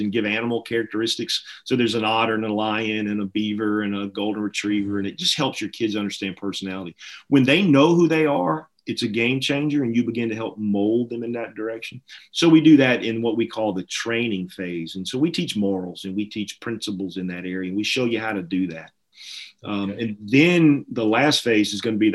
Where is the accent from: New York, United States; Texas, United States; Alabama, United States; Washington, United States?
Alabama, United States; I'm from Alabama.